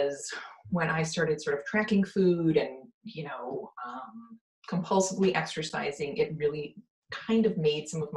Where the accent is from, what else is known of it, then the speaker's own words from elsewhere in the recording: Wisconsin, United States; I'm from Wisconsin